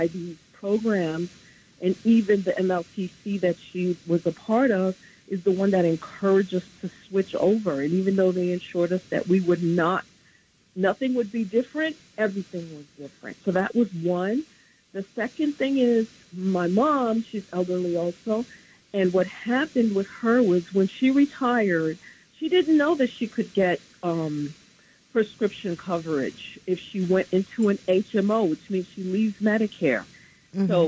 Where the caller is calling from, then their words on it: New Rochelle, New York, United States; I'm calling from New Rochelle.